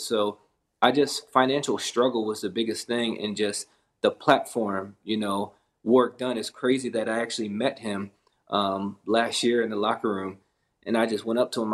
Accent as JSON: {"language": "English", "region": "Pennsylvania", "country": "United States", "tie": "born or raised there", "also_born_or_lived": "Essex, Maryland", "said": "majority of my life, I grew up in Pennsylvania, but I started out near uh, Baltimore area down in um, Essex area. So it was probably about the fifth grade we moved up to PA"}